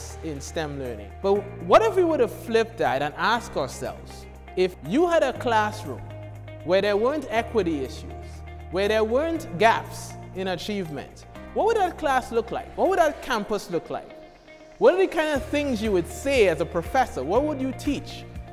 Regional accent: Trinidad & Tobago; moved away as an adult; now in United States; I was born in the Caribbean, I was born in Trinidad and Tobago, to be specific. But I've lived here now for 20 years, most of it for school

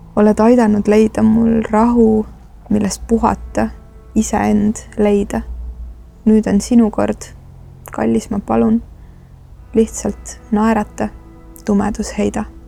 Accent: Estonia; ma olen provintsist pärit

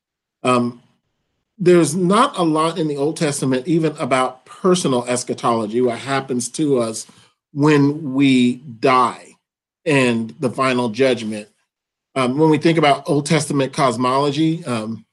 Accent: Atlanta, Georgia, United States; moved away as an adult; also born or lived in Dallas, Texas / Louisville, Kentucky; now in Grand Rapids, United States; I am originally from Atlanta, Georgia

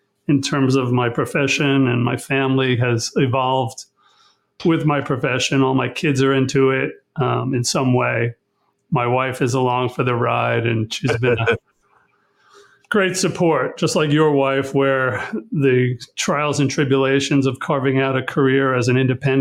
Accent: Long Island, New York, United States; also born or lived in St. Petersburg, Florida; they moved back to Long Island, where I was raised

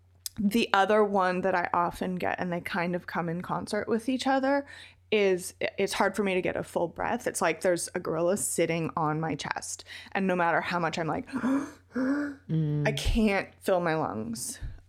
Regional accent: Athens, Georgia, United States; also born or lived in Reno; when I was five and we moved from Reno to Athens, Georgia, where my dad had gotten a job as a postdoc at the University of Georgia.

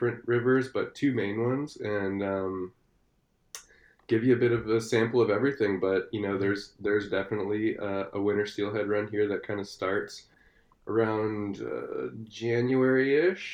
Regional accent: San Antonio, Texas, United States; moved away as an adult; also born or lived in Austin, Texas; now in Squamish, Canada; I'm actually originally Texan

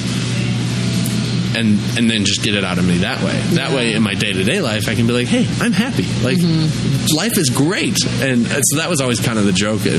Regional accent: United States; I'm an American.

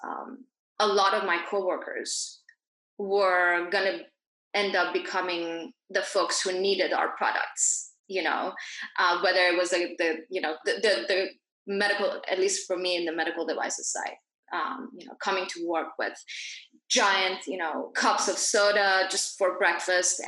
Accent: Dubai, United Arab Emirates; also born or lived in Iran / Geneva, Switzerland; I grew up in Dubai, but I'm originally from Iran, so I was born there

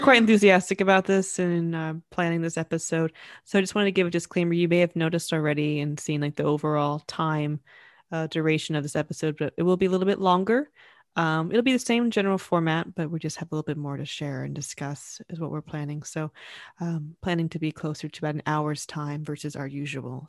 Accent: the South, United States; moved away; growing up in the South, it's quite warm

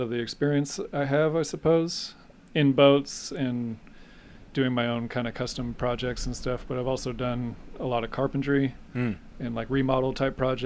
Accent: Placerville, California, United States; I grew up in Placerville

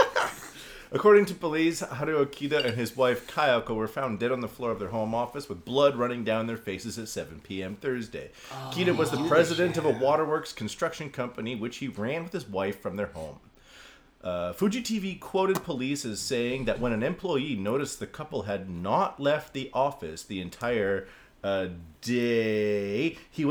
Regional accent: Canada; now in Japan; I'm Canadian.

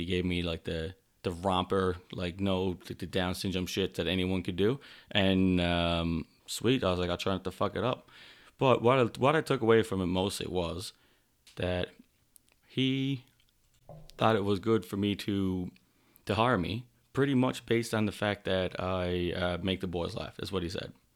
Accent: Newfoundland and Labrador, Canada; now in Calgary, Canada; I'm from Newfoundland, Canada, currently living in Calgary, Alberta

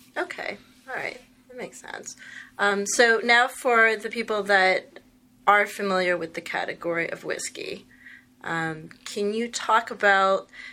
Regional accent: New York, United States; I'm from New York

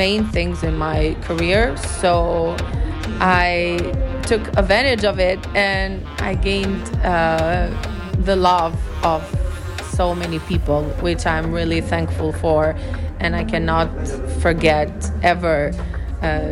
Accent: Tirana, Tirana County, Albania; English is a second language; my hometown in Tirana

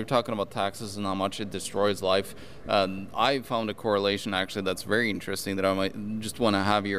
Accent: Norway; I'm from Norway

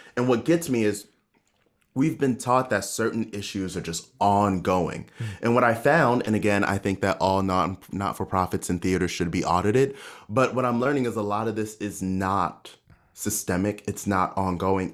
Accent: Baltimore, Maryland, United States; moved away as an adult; also born or lived in Hong Kong; now in New York, United States; my hometown of Baltimore.

